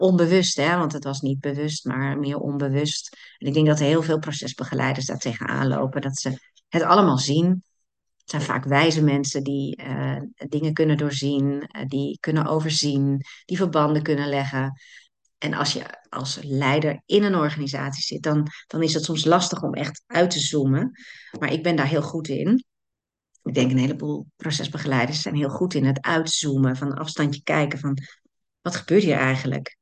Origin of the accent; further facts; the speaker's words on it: Netherlands; wij als Nederlanders